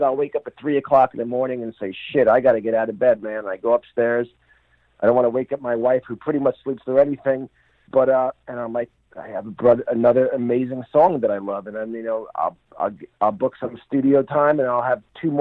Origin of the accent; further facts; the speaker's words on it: New Jersey, United States; I'm from New Jersey.